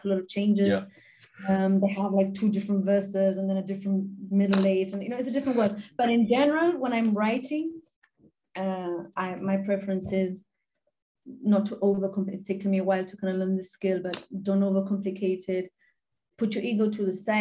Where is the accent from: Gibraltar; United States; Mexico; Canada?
Gibraltar; I'm normally the only Gibraltarian there